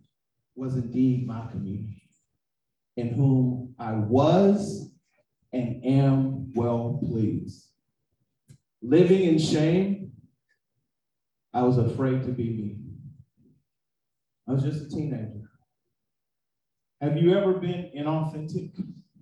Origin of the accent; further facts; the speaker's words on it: Oakland, California, United States; also born or lived in San Francisco; I'm from Oakland. I'm from the town. That's what we call it. We call it the town. If you're in the Bay Area, San Francisco is the city. I'm from both. I was born in the city, then I moved to the town